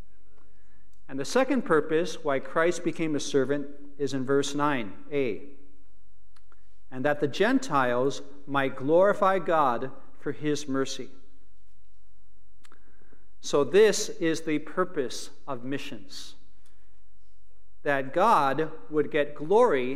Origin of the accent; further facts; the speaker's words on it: Chicago, Illinois, United States; also born or lived in Philippines; I was actually born and raised in Chicago